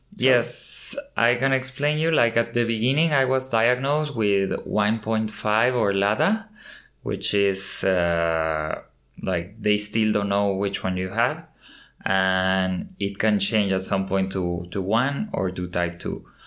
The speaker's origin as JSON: {"language": "English", "region": "Mexico City", "country": "Mexico", "tie": "born or raised there", "moved": "yes", "said": "I was born in Mexico City and I have lived in different countries uh, across many years"}